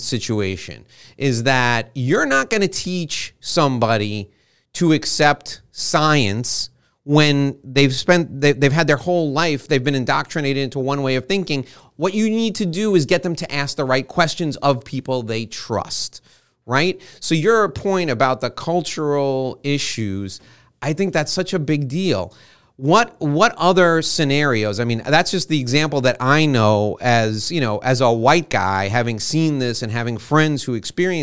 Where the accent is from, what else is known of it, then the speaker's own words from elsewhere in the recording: New York, United States; I was born in New York